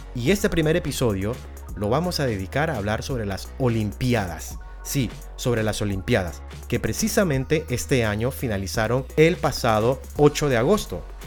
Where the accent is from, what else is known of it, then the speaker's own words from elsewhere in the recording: Panama; en Centroamérica, del cual pertenezco como panameño que soy